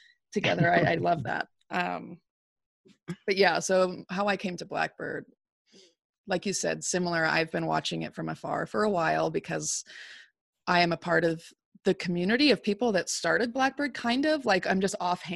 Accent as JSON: {"language": "English", "town": "Reno", "region": "Nevada", "country": "United States", "tie": "born or raised there", "said": "Jamal and I both have lived in Reno, Nevada for the majority of our lives. I being born here"}